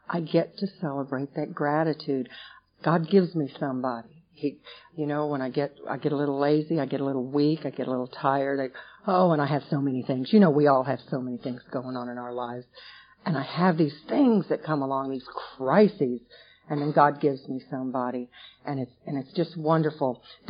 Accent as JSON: {"language": "English", "region": "West Coast", "country": "United States", "tie": "born or raised there", "said": "I was raised out on the West Coast. My older sister"}